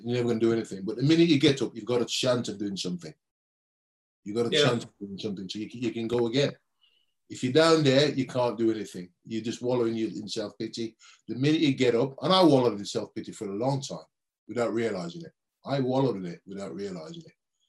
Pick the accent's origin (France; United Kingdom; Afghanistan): United Kingdom; Birmingham, West Midlands; as a young kid growing up in Birmingham